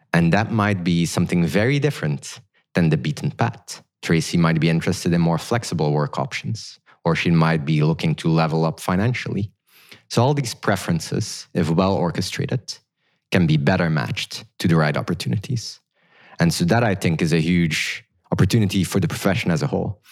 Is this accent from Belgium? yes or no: yes; Belgium; moved away as an adult; now in Silicon Valley, United States; I grew up in Belgium